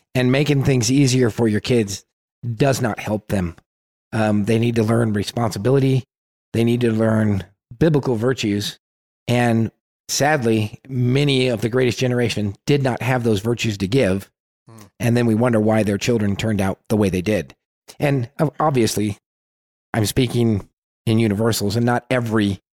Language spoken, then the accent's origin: English; California, United States; We're from California